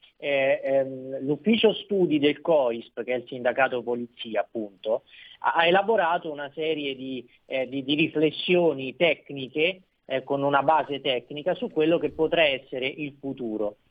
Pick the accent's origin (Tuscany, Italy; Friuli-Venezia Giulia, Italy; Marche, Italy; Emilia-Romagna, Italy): Marche, Italy; essendo marchigiano